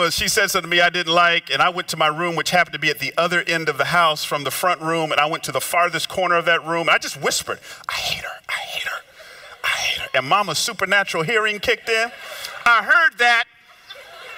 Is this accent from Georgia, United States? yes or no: yes; Georgia, United States; moved away; also born or lived in Memphis; I grew up down south in Georgia